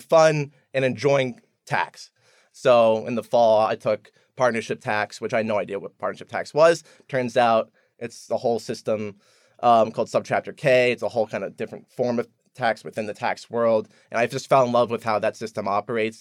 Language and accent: English; Columbia, Maryland, United States; moved away as an adult; also born or lived in Baltimore / San Francisco; now in Charlottesville, United States; I grew up in Columbia, Maryland